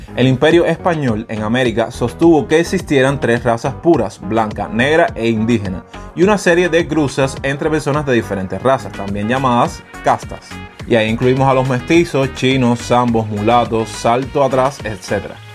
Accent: Cuba; en mi país, que es Cuba

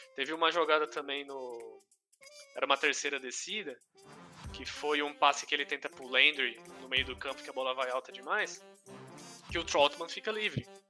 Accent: Brazil; a gente é brasileiro

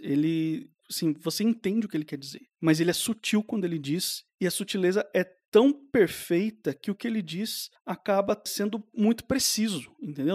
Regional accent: Brazil; Porque eu nasci e passei minha vida inteira aqui no Brasil

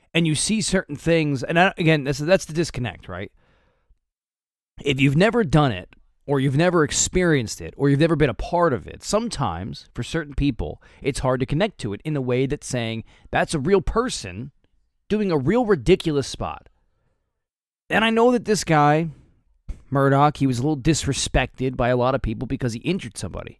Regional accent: United States; I, I'm from New York, right? From New Jersey

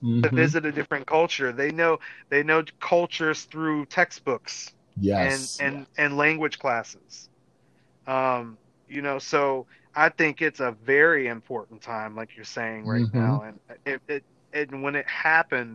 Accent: United States; as American people

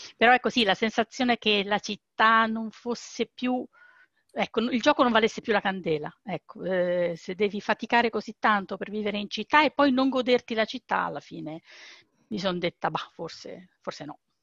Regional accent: Rome, Lazio, Italy; moved away as an adult; io fino a quasi 40 anni sono stata a Roma, io sono di Roma e stavo lì.

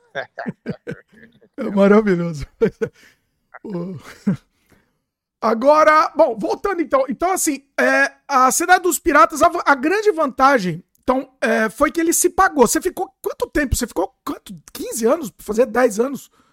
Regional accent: São Paulo, Brazil; now in Canada; Eu tô no Canadá agora, mas eu sou de São Paulo.

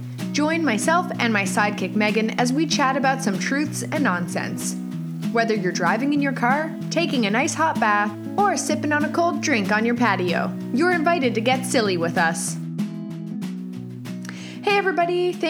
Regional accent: St. John's, Newfoundland and Labrador, Canada; also born or lived in South Korea; I'm currently 33 years old. I am married with a 15-month-old son and an 11-year-old cat. I'm from St. John's, Newfoundland, Canada. I've lived here for most of my life.

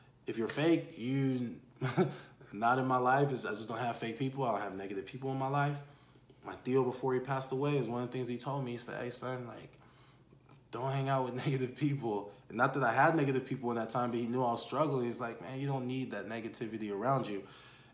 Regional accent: San Diego, California, United States; also born or lived in Houston, Texas / Panama; Born and raised in San Diego

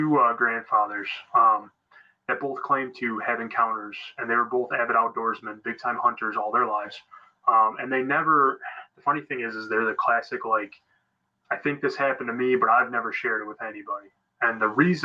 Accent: Michigan, United States; I'm from Michigan

